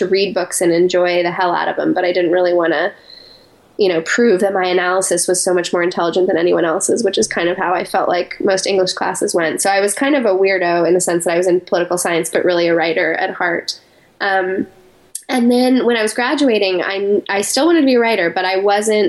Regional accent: Colorado Springs, Colorado, United States; moved away as an adult; also born or lived in New York City, United States; I grew up in Colorado Springs, Colorado

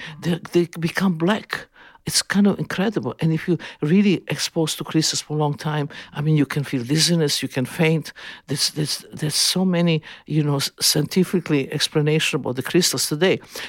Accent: Serbia; born there; English is a second language; I always feel that I was born in Yugoslavia, but some kind of mistake with the parents I was born.

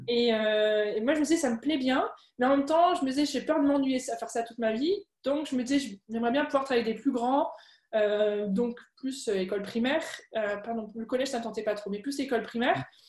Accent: Alsace, Grand Est, France; first language French; moved away as an adult; also born or lived in Germany; now in Paris region, France; j'ai grandi en Alsace

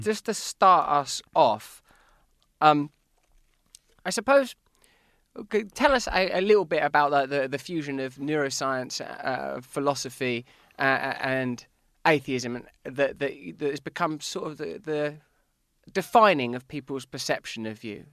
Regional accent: England, United Kingdom; I'm English

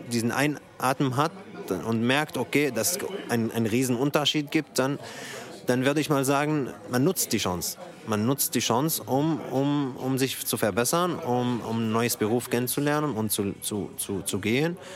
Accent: Syria; now in Germany; ich komme aus Syrien. Ich bin hier seit 2014.

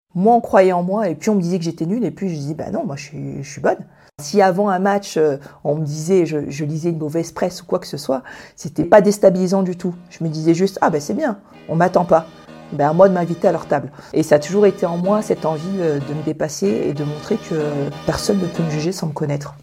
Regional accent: Toulon, Provence-Alpes-Côte d'Azur, France; born or raised there; also born or lived in Dakar, Senegal

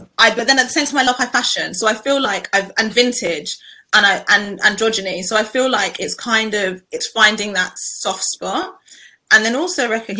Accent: United Kingdom; being Black British

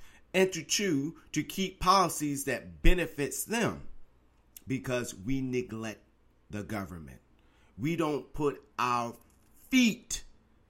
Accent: Virginia, United States; my home state of Virginia

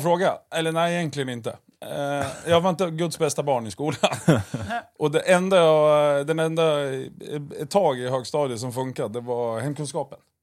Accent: Eskilstuna, Södermanland, Sweden; uppväxt i Röksta, bredvid Årbyskolan.

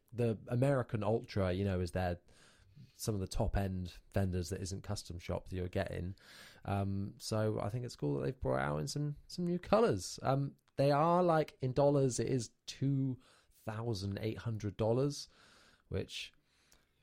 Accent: United Kingdom; we're three British boys

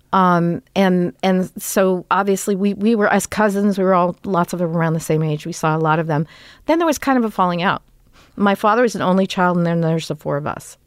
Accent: Los Angeles, California, United States; we grew up in Toluca

